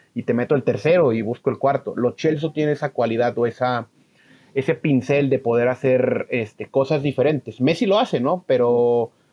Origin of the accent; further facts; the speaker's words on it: Guadalajara, Jalisco, Mexico; es de aquí de donde yo soy, de Guadalajara